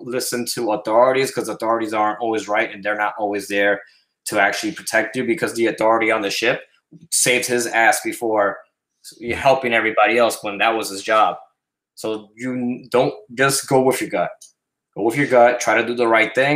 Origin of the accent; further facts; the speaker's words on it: New York City, New York, United States; moved away; also born or lived in Puerto Rico; I was raised in the South Bronx